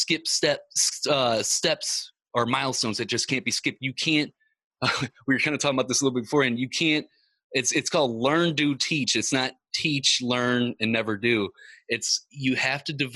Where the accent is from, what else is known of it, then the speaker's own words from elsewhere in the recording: Ferguson, Missouri, United States; I grew up in Ferguson, Missouri